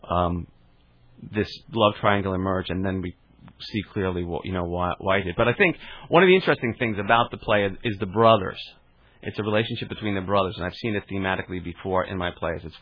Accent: Garden City, New York, United States; Garden City.

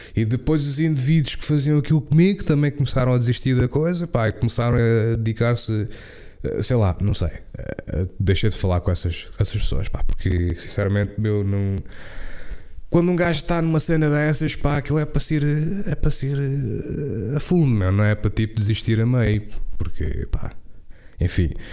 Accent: Portugal; first language Portuguese

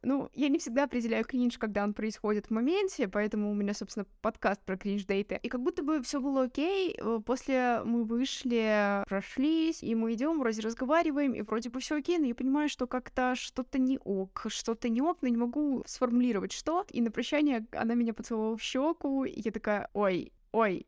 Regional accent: Gomel, Gomel Region, Belarus; я все свое отрочество провела в Гомеле

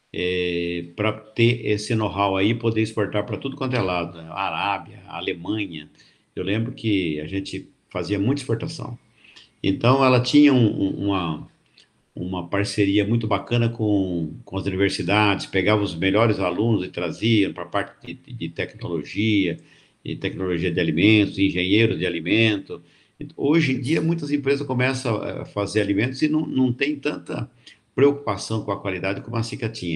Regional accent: Jundiaí, São Paulo, Brazil; also born or lived in Colômbia, Barretos / Mato Grosso; eu sou da região de Barretos, nasci em Colômbia, né? Que é um distrito de Barretos, mas saí de lá muito menino e vim morar aqui com a minha avó com 10, 12 anos para estudar aqui em Jundiaí

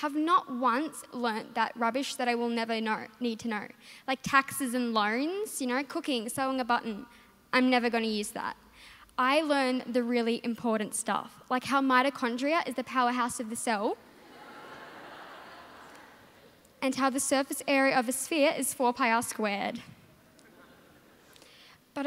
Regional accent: Darwin, Northern Territory, Australia; I'm from Darwin

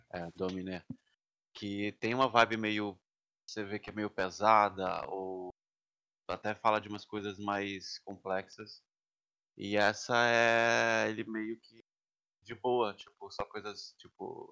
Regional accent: Belém, Pará, Brazil; also born or lived in São Paulo; now in New York, United States; eu sou de Belém, conheci o boi em São Paulo e agora estou trancado faz setenta e poucos dias em Nova York

